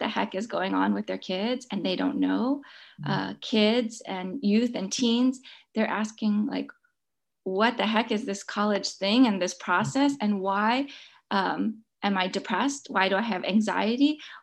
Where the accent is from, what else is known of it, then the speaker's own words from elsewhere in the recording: San Francisco, California, United States; I grew up in San Francisco